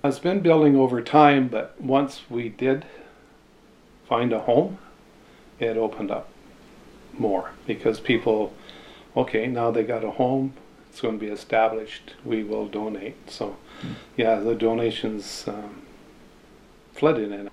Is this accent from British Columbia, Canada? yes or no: yes; Texada Island, British Columbia, Canada; I grew up here on Texada and I went to school on the island